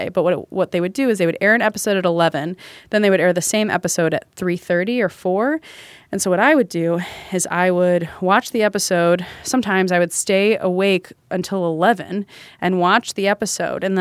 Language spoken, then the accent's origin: English; the South, United States; Cause I grew up in the South.